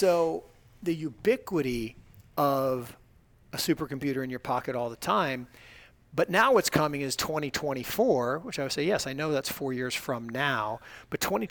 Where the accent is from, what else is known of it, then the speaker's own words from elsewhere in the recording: Seattle, Washington, United States; moved away; I grew up in Seattle, Washington